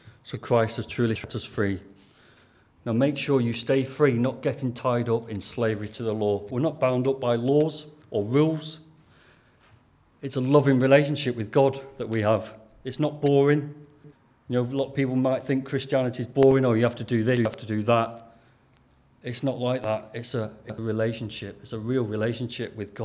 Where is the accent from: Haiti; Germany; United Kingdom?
United Kingdom; Lancashire, North West England; accent: Lancashire; in my Lancashire Greek accent